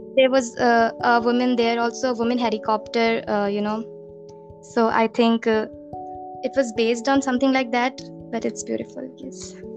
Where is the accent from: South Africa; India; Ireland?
India; I am from India